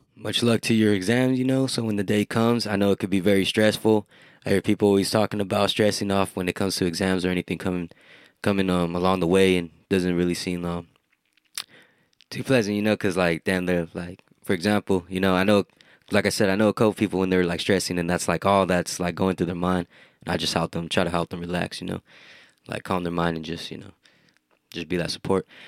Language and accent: English; Hollister, California, United States; Hometown, like, growing up in Hollister